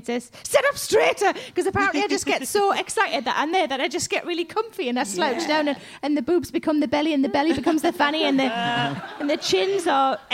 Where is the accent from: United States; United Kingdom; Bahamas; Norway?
United Kingdom; South Shields, North East England; moved away; my hometown in South Shields